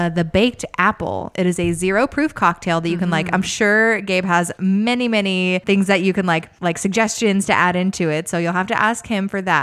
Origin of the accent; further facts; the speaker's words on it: California, United States; a Cali born and raised